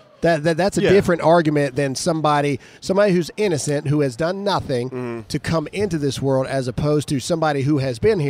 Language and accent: English; United States; First and foremost, we're Christians, then we're Americans